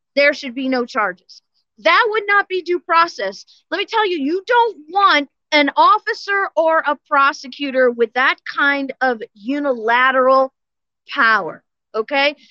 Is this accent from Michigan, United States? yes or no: no; St. Louis, Missouri, United States; now in Florida, United States; I was born and raised in St. Louis